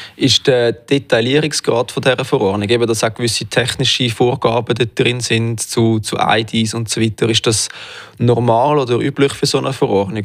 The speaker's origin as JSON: {"language": "German", "country": "Switzerland", "said": "bei uns in der Schweiz"}